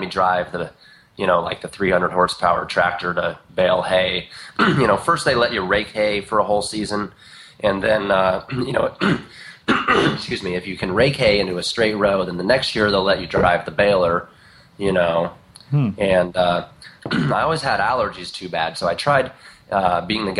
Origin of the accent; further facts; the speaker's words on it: Indiana, United States; now in Eugene, United States; I was born back in Indiana. And around there's not much but just a lot of fields. And so, you know, I grew up kind of in the middle of just a bunch of cornfields